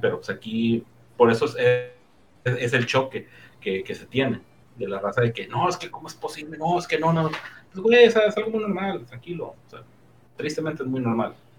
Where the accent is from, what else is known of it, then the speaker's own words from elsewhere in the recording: Mexico; aquí en México